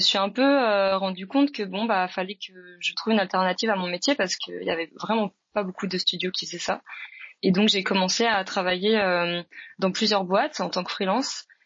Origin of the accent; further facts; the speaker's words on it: France; moved away as an adult; now in Montreal, Canada; je suis française, mais ça fait 10 ans que je vis au Canada et 5 ans que je suis entre Paris et Montréal maintenant